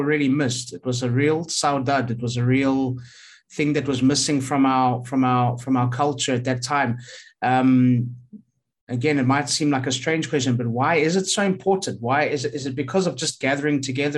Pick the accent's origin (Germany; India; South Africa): South Africa; now in Portugal; I didn't grow up with festas when I grew up in South Africa